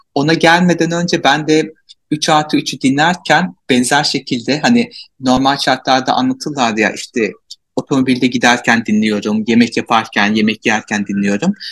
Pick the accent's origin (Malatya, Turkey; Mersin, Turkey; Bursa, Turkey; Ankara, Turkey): Malatya, Turkey; Malatyalıyım. Türkiye'de yaşıyorum.